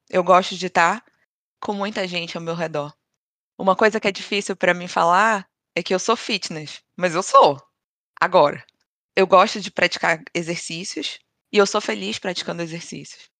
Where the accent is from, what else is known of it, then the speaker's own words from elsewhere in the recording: Pará, Brazil; moved away; Desde que eu saí do Brasil, eu hum. sinto que eu sou mais paraense. A cada dia eu me sinto mais paraense